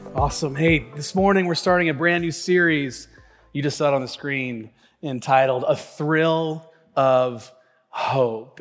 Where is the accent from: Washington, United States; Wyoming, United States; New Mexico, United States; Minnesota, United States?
Washington, United States; Tacoma; the church that I grew up here in Tacoma